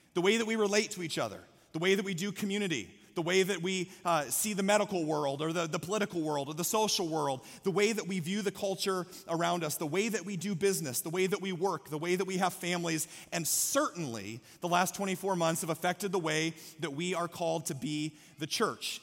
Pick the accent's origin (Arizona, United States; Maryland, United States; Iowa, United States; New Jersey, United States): Iowa, United States; Story City; moved away; I'm from Story City, Iowa